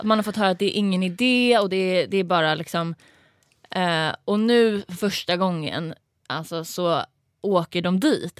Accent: Stockholm, Stockholm County, Sweden; now in Malmö, Sweden; jag kommer från Stockholm, men jag bor i Malmö.

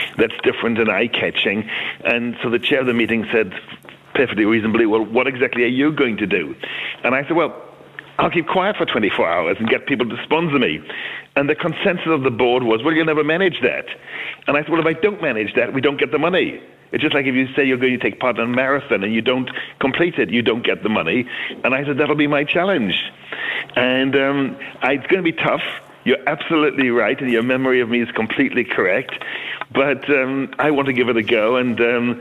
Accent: Belfast, Northern Ireland, United Kingdom; moved away as an adult; I was born in Belfast, and my broadcasting career in Belfast started way back in 1962

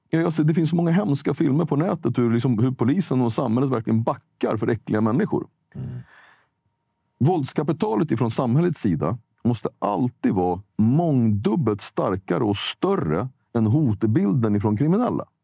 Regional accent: Sweden; born there; jag, jag är född i Sverige, men jag, jag har en annan färg.

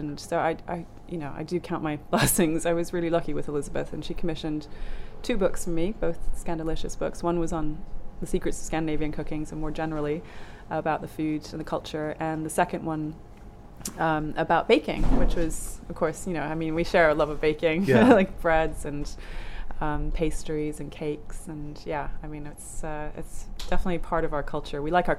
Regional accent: Germany; born there; I wasn't born in Norway, so that wouldn't have helped. I was born in Germany.

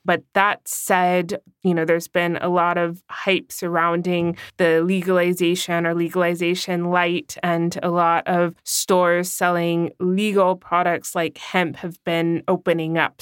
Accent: California, United States; now in Germany; in my home state of California

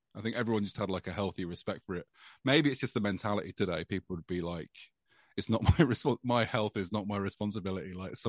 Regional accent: East Midlands, United Kingdom; This is like the town I grew up in Rutland.

